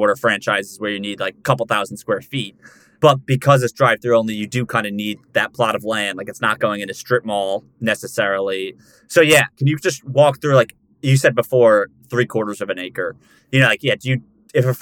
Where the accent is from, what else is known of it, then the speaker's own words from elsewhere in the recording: New Jersey, United States; I grew up in New Jersey